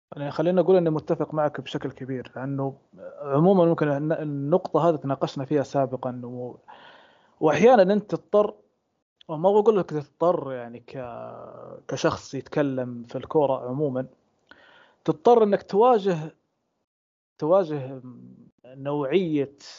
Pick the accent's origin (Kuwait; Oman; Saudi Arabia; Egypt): Saudi Arabia